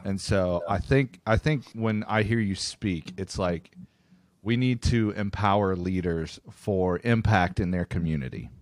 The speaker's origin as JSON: {"language": "English", "town": "Tulsa", "region": "Oklahoma", "country": "United States", "said": "I'm from Tulsa"}